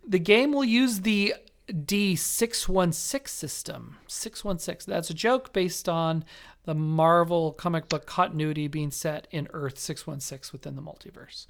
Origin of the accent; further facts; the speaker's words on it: Las Vegas, Nevada, United States; moved away; my hometown of Las Vegas.